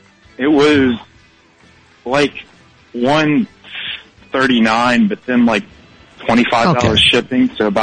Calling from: Baton Rouge, Louisiana, United States; I'm calling from Baton Rouge.

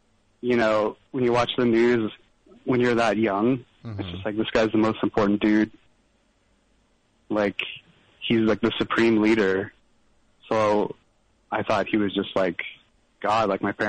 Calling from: Seattle, Washington, United States

